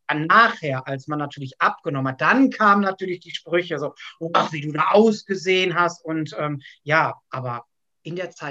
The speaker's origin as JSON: {"language": "German", "town": "Gelsenkirchen", "region": "North Rhine-Westphalia", "country": "Germany", "said": "ich bin 41 Jahre alt, ich komme aus Gelsenkirchen und ich bin WW-Coach."}